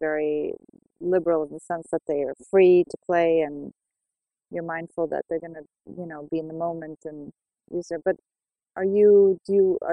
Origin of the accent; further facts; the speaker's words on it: United States; now in Sweden; I grew up in the States